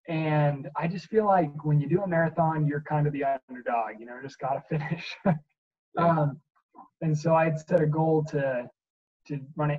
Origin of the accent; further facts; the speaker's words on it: Alexandria, Virginia, United States; also born or lived in Colorado / North Dakota / California; But I primarily say I'm from Virginia, Alexandria. So cool. Northern Virginia. And that's where I did middle school and high school.